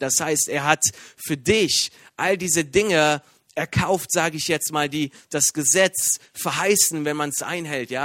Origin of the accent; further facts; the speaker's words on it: Iran; now in Germany; bin Iraner